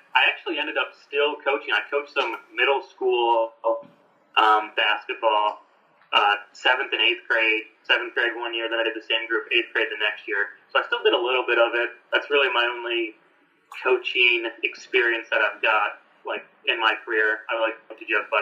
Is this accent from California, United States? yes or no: no; Greenville, Michigan, United States; moved away; I'm from Greenville, which is like a 30-minute drive